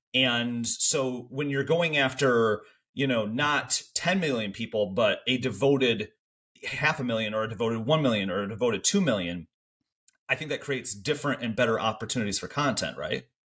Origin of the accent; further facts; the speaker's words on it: Michigan, United States; accent: Canada adjacent; I think I have a very Canada adjacent accent 'cause I grew up in Michigan, still live in Michigan